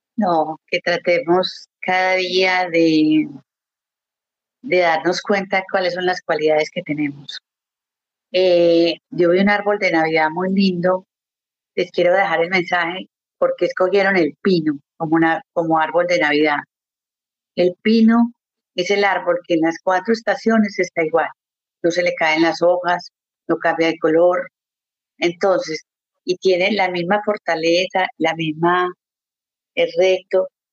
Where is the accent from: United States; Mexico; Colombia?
Colombia; also born or lived in Canada; now in Montreal, Canada; yo soy colombiana de corazón, amo mi país